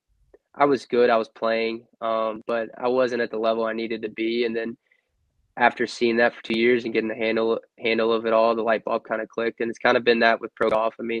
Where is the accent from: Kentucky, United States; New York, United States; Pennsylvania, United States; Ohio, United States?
Kentucky, United States; Louisville; I was born in Louisville